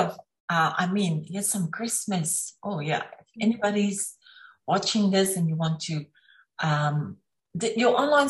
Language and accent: English; South Africa; because I'm from South Africa, we know all the crafts and things that this is very common